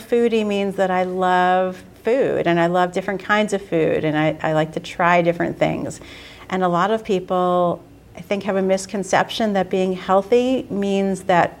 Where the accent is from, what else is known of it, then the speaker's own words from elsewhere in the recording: New York City, New York, United States; now in Boston, United States; so as I said, I'm from New York. When I go down to New York, New York City.